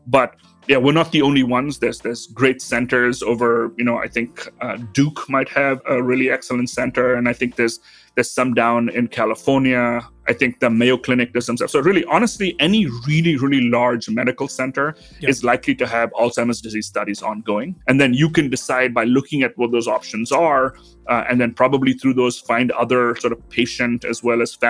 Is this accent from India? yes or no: yes; Mumbai, Maharashtra, India; also born or lived in South India; now in St. Louis, United States; So I grew up in India. I grew up in then called Bombay, now Mumbai.